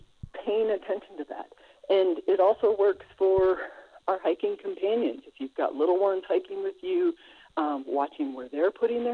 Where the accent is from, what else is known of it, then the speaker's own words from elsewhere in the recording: South Dakota, United States; I grew up in South Dakota